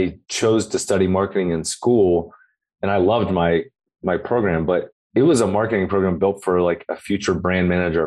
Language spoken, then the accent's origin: English; Cincinnati, Ohio, United States; I'm from Cincinnati, Ohio